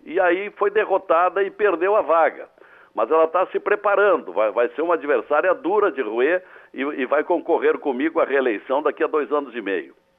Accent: Vale Verde, Rio Grande do Sul, Brazil; embora eu tenha nascido no, no campo, eu, eu nasci no, no, numa região chamada Vale Verde, um pequeno município entre Rio Pardo

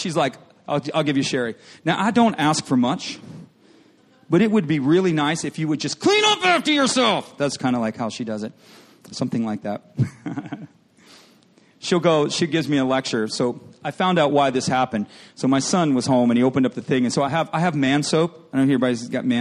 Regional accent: Michigan, United States; I grew up in Michigan, and they had lots of farmland where I grew up.

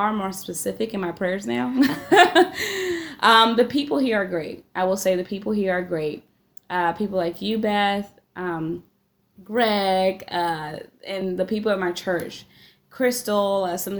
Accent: Maryland, United States; accent: Mid-Atlantic; moved away as an adult; now in Iowa, United States; as a child growing up in Maryland

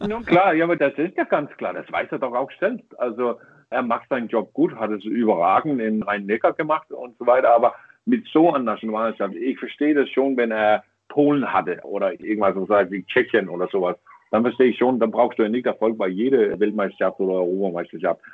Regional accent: Denmark; German is a second language; als Däne

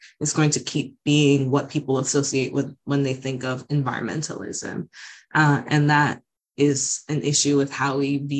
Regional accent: Jamaica; now in United States; The fact that environmental injustices harm people like myself, but also people of my family, right? As Jamaican immigrants, as people who are islanders, and so on and so forth. As queer Black women existing in America

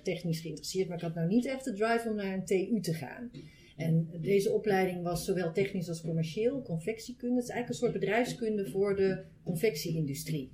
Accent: North Brabant, Netherlands; moved away as an adult; also born or lived in Amsterdam; Ik kom uit Brabant zelf en ik ben in Amsterdam eh, gaan studeren

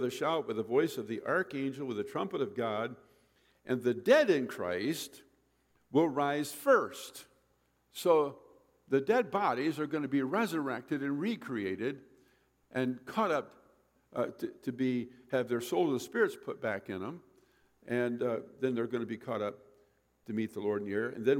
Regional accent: Michigan, United States; I grew up in Michigan

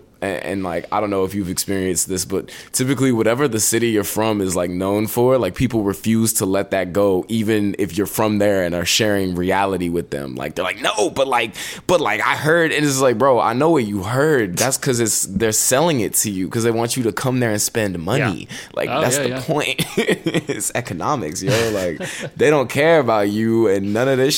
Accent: Nashville, Tennessee, United States; growing up around Nashville

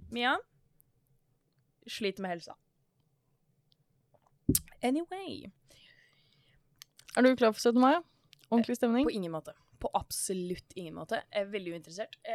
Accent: Bærum, Akershus, Norway; born there; Og det er ikke fordi jeg er fra Bærum, dog født der.

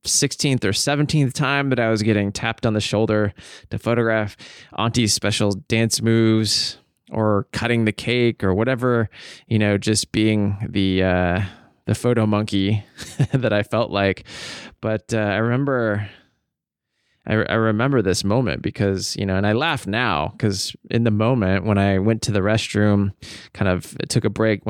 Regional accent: Snohomish, Washington, United States; in my hometown of Snohomish, Washington.

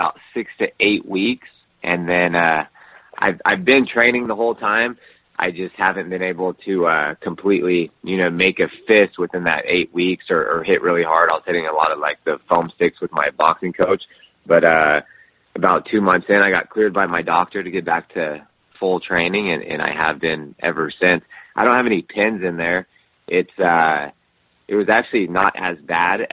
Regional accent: Sacramento, California, United States; I'm from Sacramento, grew up wrestling

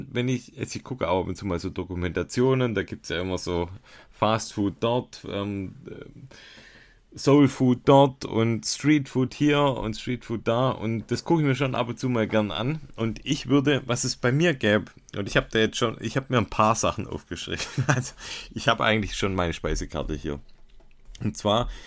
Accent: Baden-Württemberg, Germany; Hat mich als Schwabe doppelt gefreut.

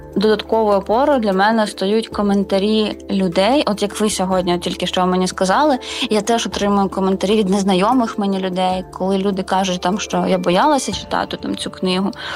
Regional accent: Mariupol, Donetsk Oblast, Ukraine; moved away; я з Маріуполя

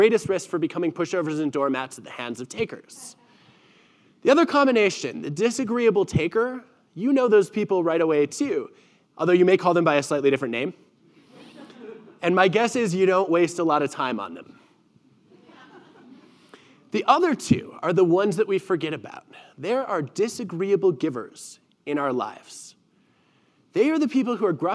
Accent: Michigan, United States; moved away; growing up in Michigan right near the Canadian border where we actually drove south to get to Canada

